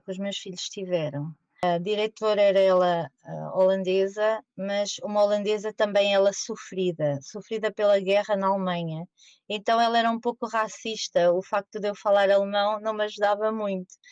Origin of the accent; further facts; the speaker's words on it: Portugal; moved away as an adult; also born or lived in Germany / Netherlands; now in The Hague, Netherlands; nós, portugueses